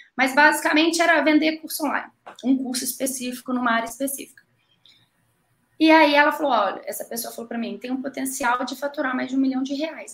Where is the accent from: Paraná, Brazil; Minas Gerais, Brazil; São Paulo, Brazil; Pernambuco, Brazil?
Minas Gerais, Brazil; Betim; also born or lived in Belo Horizonte; eu sou mineira, sou nasci em Belo Horizonte, sou ali da região de Betim, região metropolitana